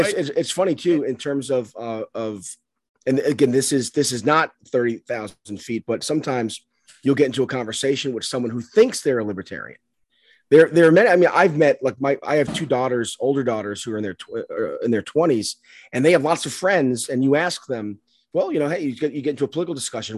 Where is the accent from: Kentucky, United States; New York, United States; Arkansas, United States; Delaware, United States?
New York, United States; New York City; I grew up in the South Bronx, um, Catholic school